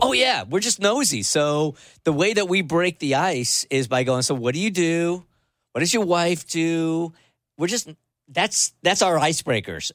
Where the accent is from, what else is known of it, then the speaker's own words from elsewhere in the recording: San Diego, California, United States; I grew up in San Diego